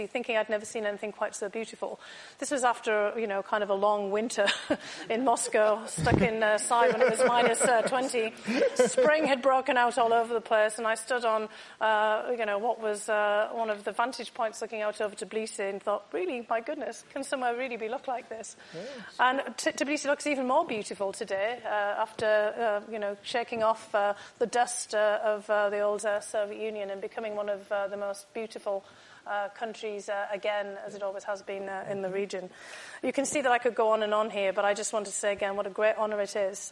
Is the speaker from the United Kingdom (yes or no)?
yes; United Kingdom; Growing up in the United Kingdom, I actually grew up with lots of stories of Queen Tamara